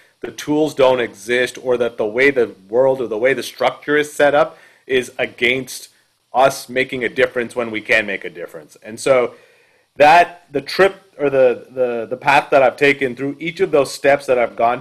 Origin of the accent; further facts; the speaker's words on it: Canada; now in United States; I grew up in Canada